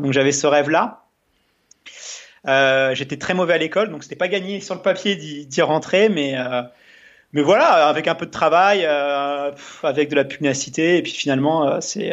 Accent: Melun, Île-de-France, France; j'ai grandi en, banlieue parisienne, dans un dans une ville euh, ouvrière euh, qui s'appelle euh, Melun, enfin à côté de Melun

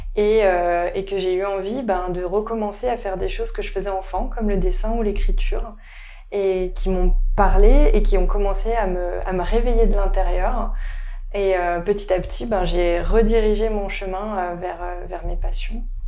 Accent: the Alps, France; moved away as an adult; also born or lived in Leeds; now in London, United Kingdom; je vis à Londres depuis 3 ans maintenant et je suis originaire des Alpes

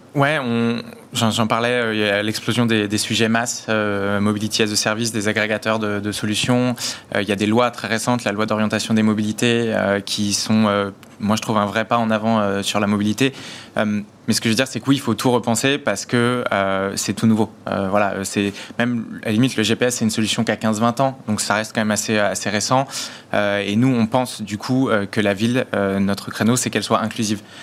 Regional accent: Paris, Île-de-France, France; je suis parisien euh, depuis que je suis petit

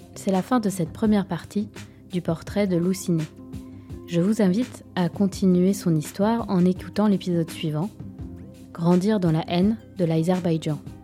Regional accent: Moscow, Russia; moved away; also born or lived in Nagorno-Karabakh; Je suis née à Moscou

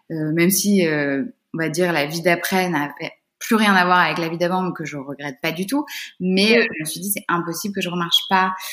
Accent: Brittany, France; moved away; Je suis bretonne

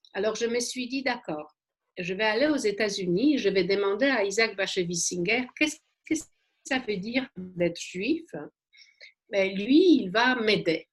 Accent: Warsaw, Masovian Voivodeship, Poland; French is a second language; moved away; je suis née à Varsovie.

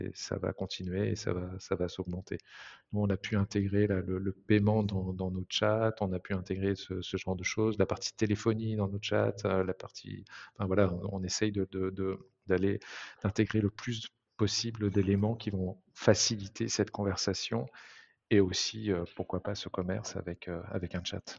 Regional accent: Nantes, Pays de la Loire, France; on est originaire de Nantes

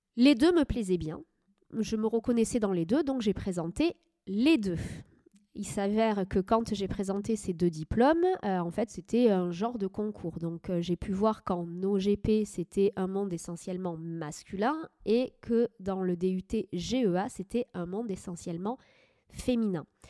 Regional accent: Médoc, Nouvelle-Aquitaine, France; also born or lived in Agen / Angoulême / Paris; j'ai grandi dans le Médoc

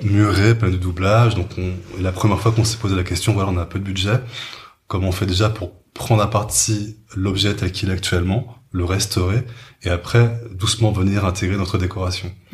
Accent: Paris suburbs, Île-de-France, France; j'étais avant en banlieue parisienne

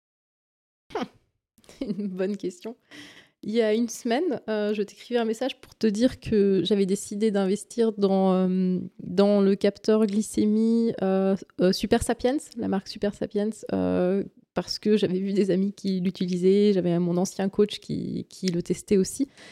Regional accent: Valais, Switzerland; je suis d'origine du Valais

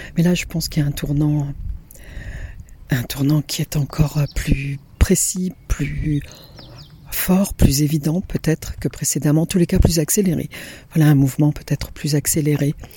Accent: Italy; moved away; mon enfance en Italie lorsque j'étais dans la ferme de mes grands-parents.

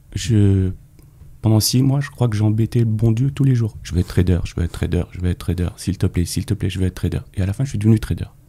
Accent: Paris, Île-de-France, France; also born or lived in Neuilly-sur-Marne; je suis né à Paris, au centre de Paris. Euh, j'ai vécu au centre de Paris

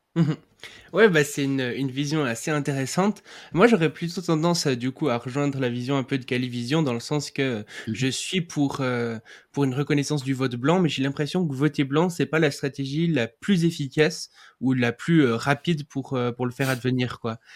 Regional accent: Switzerland; je suis suisse

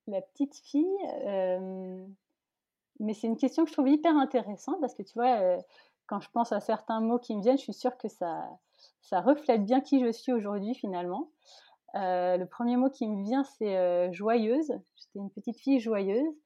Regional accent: Paris region, Île-de-France, France; also born or lived in Malaysia; J'ai grandi en région parisienne, oui. Euh, bah, je suis née loin, je suis née en Malaisie.

